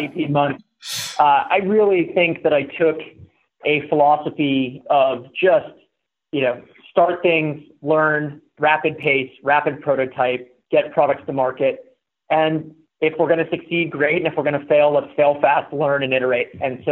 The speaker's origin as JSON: {"language": "English", "town": "Pittsburgh", "region": "Pennsylvania", "country": "United States", "tie": "born or raised there", "moved": "as an adult", "said": "I moved out west from Pittsburgh, where I grew up and went to school in 2007"}